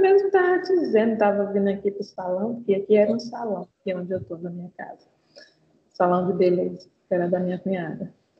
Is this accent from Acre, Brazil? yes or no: yes; Rio Branco, Acre, Brazil; eu sou de Rio Branco, Acre